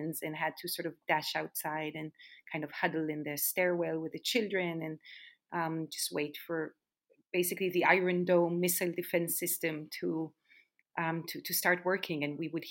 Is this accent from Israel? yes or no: yes; Jerusalem, Jerusalem District, Israel; moved away as an adult; also born or lived in New York, United States; now in Tel Aviv, Israel; I grew up in Jerusalem